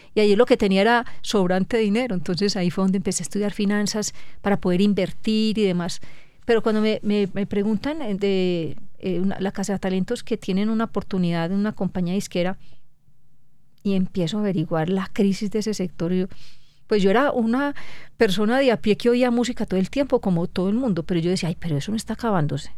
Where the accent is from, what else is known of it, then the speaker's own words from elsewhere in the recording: Colombia; somos 50 millones de colombianos